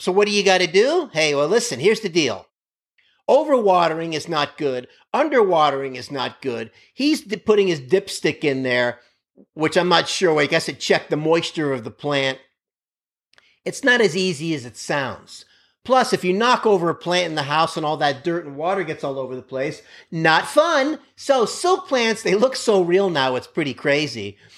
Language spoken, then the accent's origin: English; Miami, Florida, United States; I grew up in Miami, Florida on a main road